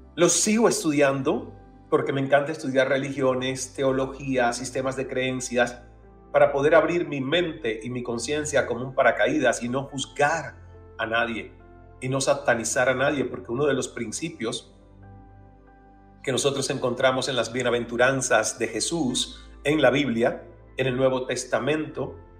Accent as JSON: {"language": "Spanish", "town": "El Caney", "region": "Santiago de Cuba", "country": "Cuba", "tie": "born or raised there", "said": "en mi pueblo natal del Caney, allá en Santiago de Cuba, en Cuba"}